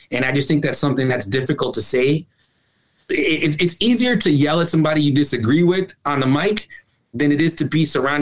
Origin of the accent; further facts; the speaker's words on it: Chicago, Illinois, United States; as a Chicagoan